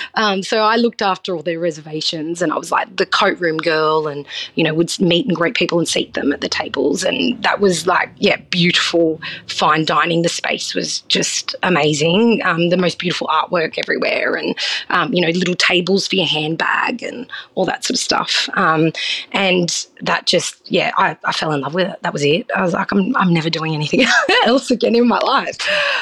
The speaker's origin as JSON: {"language": "English", "region": "New South Wales", "country": "Australia", "tie": "born or raised there", "said": "So I grew up on the Northern Rivers, so I had a very free sort of childhood, and my parents were very westernized. They're not very Italian, so they weren't very strict with us."}